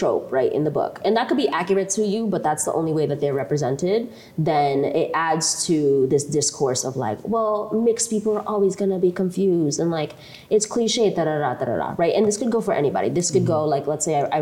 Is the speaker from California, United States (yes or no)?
no; Lawrence, Massachusetts, United States; also born or lived in Eldama Ravine, Kenya; I grew up in Lawrence, we don't have a lot of that culture